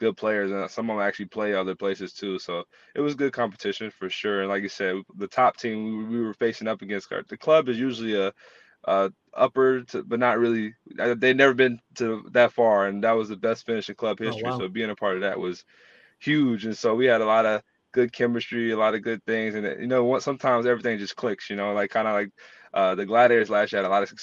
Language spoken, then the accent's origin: English; North Carolina, United States; moved away as an adult; also born or lived in Texas; I'm from North Carolina, the state that is where Wake Forest is.